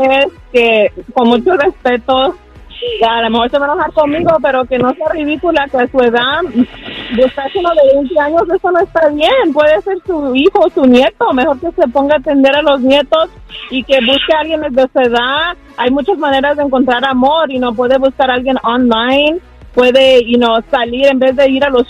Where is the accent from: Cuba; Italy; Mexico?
Mexico; Jalisco; now in Los Angeles, United States; De originario de Jalisco, pero vivo aquí en Los Ángeles. Altos de Jalisco